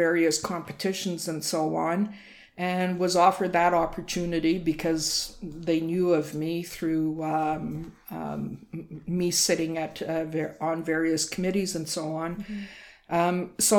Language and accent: English; Montreal, Quebec, Canada; moved away as an adult; I was born and raised in Montreal.